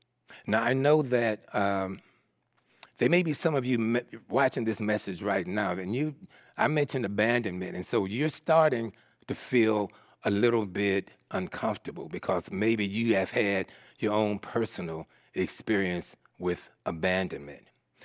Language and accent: English; Philadelphia, Pennsylvania, United States; born there; So I was born in Philadelphia, Pennsylvania, and I was raised by my aunt, my father's sister.